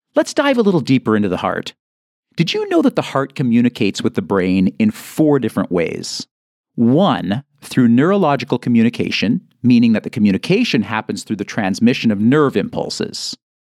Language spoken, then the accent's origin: English; Canada; I'm Canadian